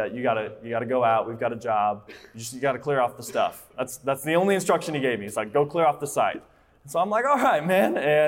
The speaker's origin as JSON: {"language": "English", "region": "Colorado", "country": "United States", "moved": "yes", "lives_now": "Texas, United States", "said": "I am from Colorado"}